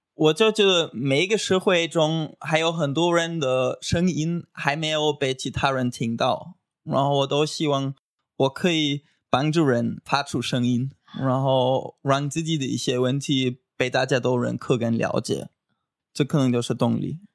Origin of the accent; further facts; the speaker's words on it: Göttingen, Lower Saxony, Germany; Chinese is a second language; moved away as an adult; also born or lived in China; now in Taiwan; 我来自德国的一个很美丽的小城市，叫戈廷根。然后我已经大概五年都学了中文，我之前就在中国待过一年当交换学生。然后我现在在台湾，对，快一年了